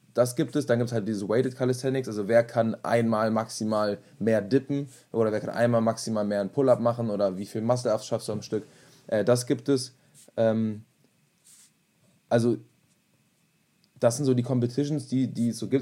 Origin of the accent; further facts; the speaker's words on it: Germany; also born or lived in Berlin; bei uns in Deutschland